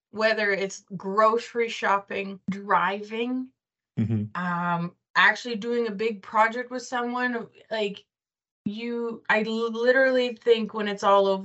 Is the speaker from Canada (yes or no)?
yes; Bienfait, Saskatchewan, Canada; from Bienfait